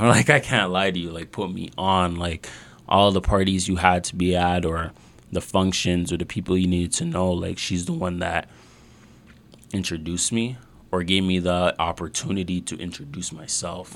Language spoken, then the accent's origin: English; Mississauga, Ontario, Canada; we're actually close to you know Mississauga Valley. Yep. Yeah, yeah. I grew up around there